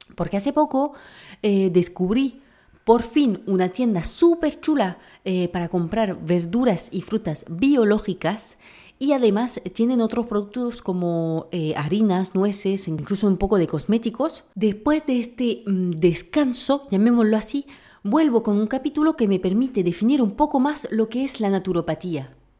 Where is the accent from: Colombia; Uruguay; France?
France; moved away; como buena francesa